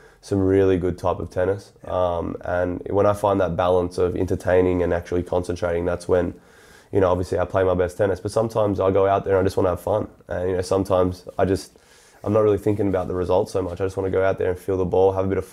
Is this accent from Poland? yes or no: no; Australia; growing up in Australia